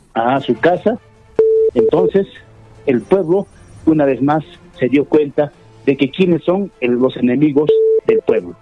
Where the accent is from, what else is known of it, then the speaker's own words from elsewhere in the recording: Ácora, Puno, Peru; Yo soy de Ácora